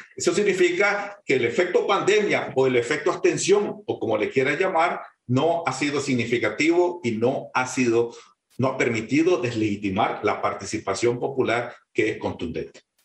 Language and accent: Spanish; Nicaragua